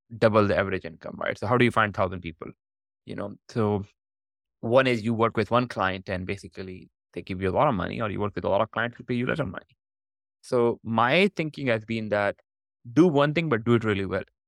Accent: Pakistan; moved away as an adult; also born or lived in Canada; I was born in Pakistan.

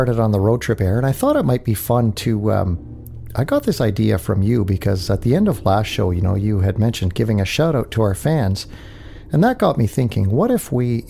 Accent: North Bay, Ontario, Canada; North Bay, Ontario. That's my hometown, by the way.

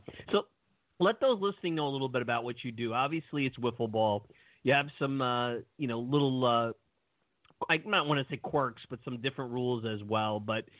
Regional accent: New York City, New York, United States; I grew up in Brooklyn.

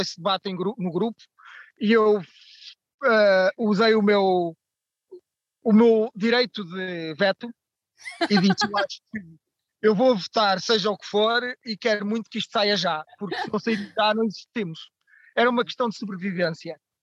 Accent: Barreiro, Setúbal, Portugal; now in Lisbon, Portugal; Eu sou natural do Barreiro, cidade pós-industrial

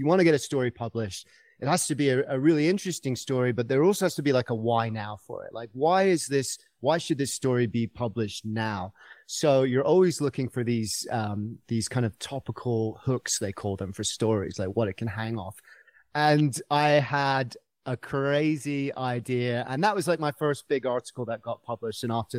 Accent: United Kingdom; accent: mid-Atlantic; now in Colorado, United States; And I'm coming from Colorado via the UK, which is why I've got this kind of weird mid-Atlantic accent. I've lived here for a long time, so you've stolen a few of my vowels. But originally, I'm from the UK.

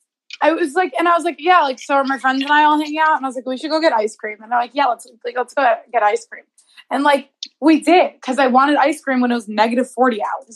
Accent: Chicago, Illinois, United States; now in California, United States; I'm from Chicago.

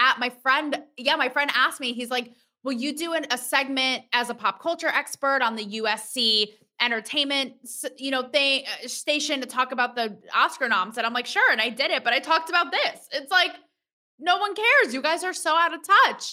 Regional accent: Connecticut, United States; I'm from Connecticut

